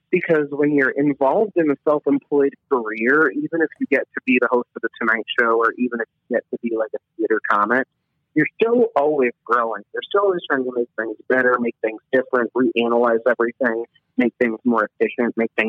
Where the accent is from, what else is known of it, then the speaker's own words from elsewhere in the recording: Illinois, United States; also born or lived in Kentucky; I am a Midwestern boy and I'm a Southern boy. I'm from Illinois, Kentucky, and I've been able to travel a decent amount of the Midwest